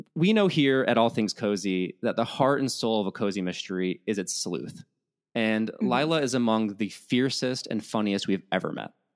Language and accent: English; Midwest, United States; as a Midwesterner